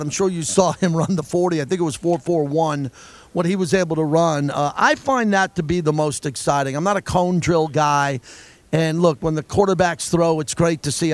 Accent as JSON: {"language": "English", "region": "New York", "country": "United States", "said": "I'm a New Yorker"}